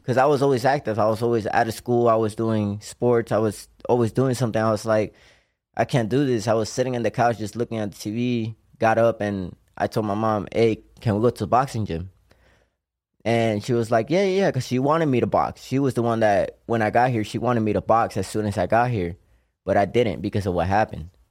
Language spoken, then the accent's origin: English; Puerto Rico; moved away; I'm from Cope Alto, Puerto Rico